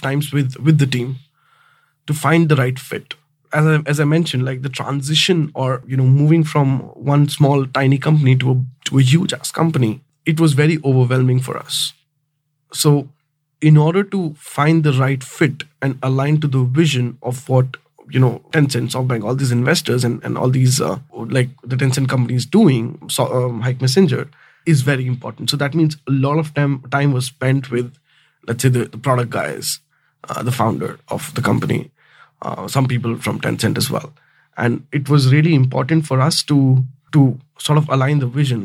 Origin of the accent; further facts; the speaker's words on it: North India, India; moved away; I'm from the North India